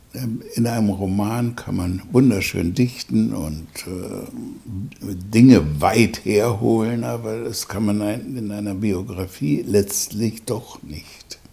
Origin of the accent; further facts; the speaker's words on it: Germany; das Land meiner Mutter ist meine Heimat